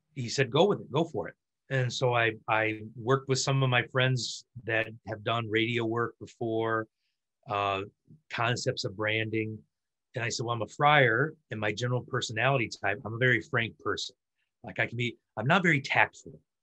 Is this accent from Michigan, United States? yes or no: yes; Michigan, United States; I'm from Michigan, and in Michigan we had a lot of Norwegian, you know, Nordic sort of immigrants come